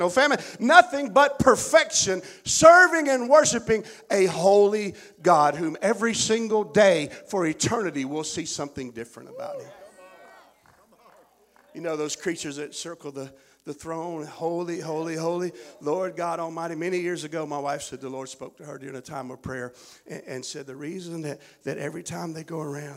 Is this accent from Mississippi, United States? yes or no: yes; Chickasaw County, Mississippi, United States; I'm from Chickasaw County, Mississippi.